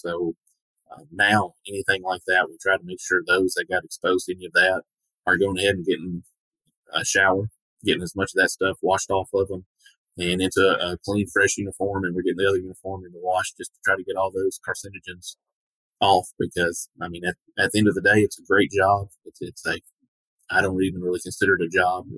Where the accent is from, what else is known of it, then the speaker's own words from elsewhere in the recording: Portland, Tennessee, United States; this has been home uh, my entire life.